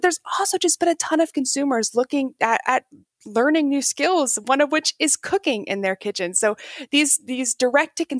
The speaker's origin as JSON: {"language": "English", "region": "Texas", "country": "United States", "said": "I am from Texas"}